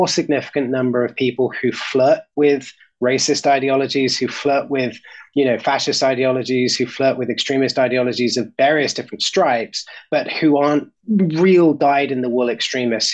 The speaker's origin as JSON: {"language": "English", "country": "United Kingdom", "said": "As a Brit and as somebody who spent most of my life not living in the United States"}